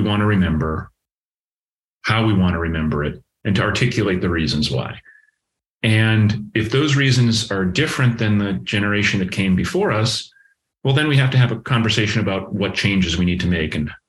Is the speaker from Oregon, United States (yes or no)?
no; Massachusetts, United States; moved away as an adult; also born or lived in Connecticut / Washington, D.C. / Pittsburgh; now in Columbus, United States; I grew up in Massachusetts